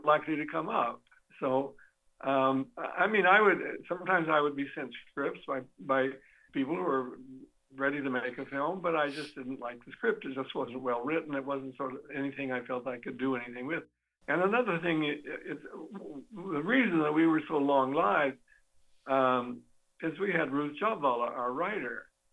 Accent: Klamath Falls, Oregon, United States; I'm a guy who was born and brought up in Klamath, not born, but brought up in Klamath Falls, Oregon

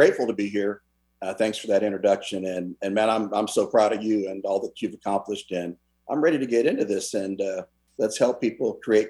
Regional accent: San Jose, California, United States; moved away as an adult; also born or lived in Oakland, California; now in Arlington, Texas, United States; I live in Arlington, Texas. I've been in Texas since January of 1993. But I grew up in California, Mark, as you know. I was born in Oakland. Raised in the San Jose Bay Area.

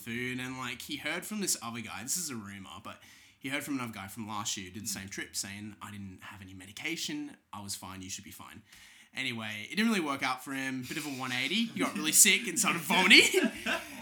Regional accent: Australia; I'm Australian

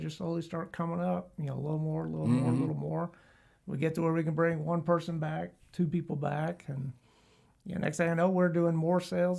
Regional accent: Atlanta, Georgia, United States; also born or lived in Stone Mountain / Marietta; I grew up pretty much around Atlanta.

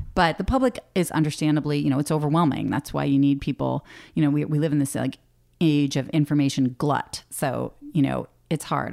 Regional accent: Boston, Massachusetts, United States; moved away as an adult; now in Alaska, United States; I grew up in Boston

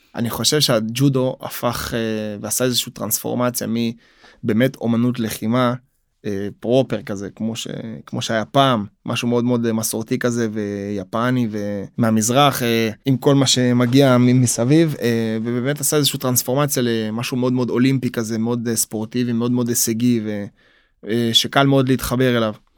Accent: Israel; also born or lived in Soviet Union; בגיל תשעה חודשים אני עולה לארץ

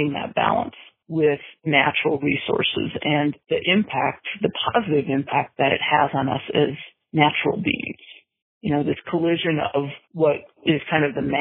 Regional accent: Montana, United States; also born or lived in Twin Cities, Minnesota, United States; I was born in Minnesota in the Twin Cities area. My family moved to Montana when I was 9

